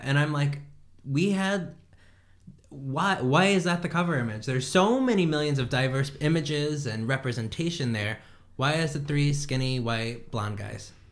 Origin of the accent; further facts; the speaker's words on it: Indiana, United States; moved away; also born or lived in Rhode Island; how I grew up in Indiana